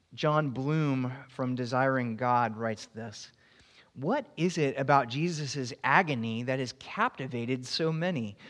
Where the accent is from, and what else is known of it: Florida, United States